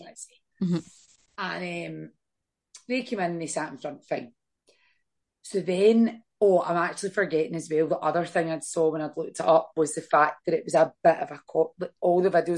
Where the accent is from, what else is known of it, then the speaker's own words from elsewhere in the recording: Scotland, United Kingdom; we are Scottish, not English.